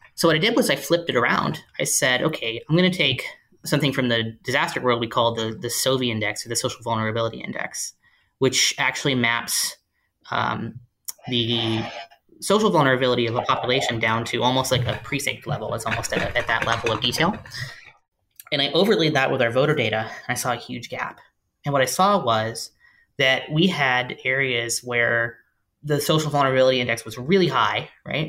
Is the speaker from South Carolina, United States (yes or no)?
no; rural Tennessee, United States; also born or lived in California; I growing up in, in rural Tennessee as a teenager